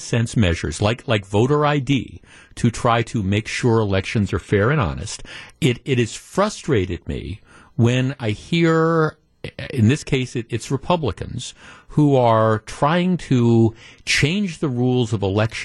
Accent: Glendale, Wisconsin, United States; grew up in Glendale. I did not grow up that far from here, from that area.

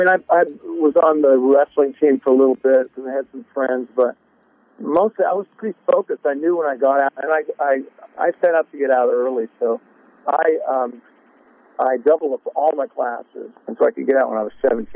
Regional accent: Oregon, United States; also born or lived in Sacramento; I was born in Sac, and then moved up to Southern Oregon. We had a cattle ranch up there.

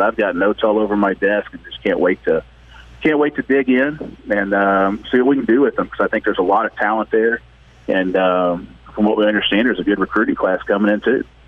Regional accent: East Texas, United States; I was a kid growing up in East Texas

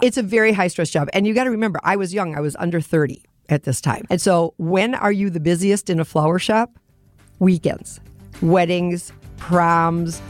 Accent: Lake Michigan, Wisconsin, United States; also born or lived in Colorado; born and raised on Lake Michigan

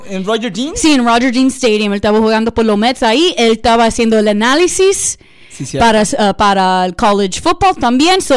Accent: Dominican Republic; yo soy dominicano, eso yo necesito poner un poquito de bachata.

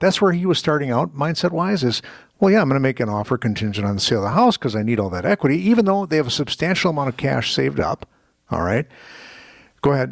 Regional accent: Muskego, Wisconsin, United States; a property in Muskego, my hometown

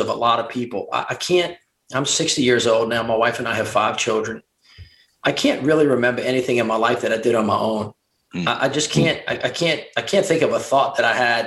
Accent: the South, United States; also born or lived in Washington, D.C.; I'm a Southerner

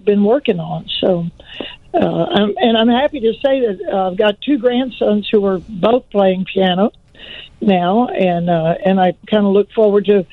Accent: Louisiana, United States; now in Austin, United States; I grew up in Louisiana

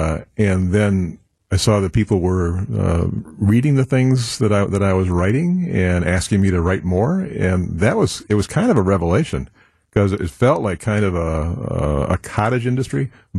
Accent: Milwaukee, Wisconsin, United States; also born or lived in Boston; I came back to Milwaukee from Boston College

